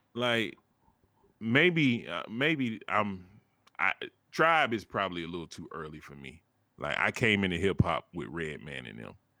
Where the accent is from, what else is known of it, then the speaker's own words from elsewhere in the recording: the South, United States; I'm from the South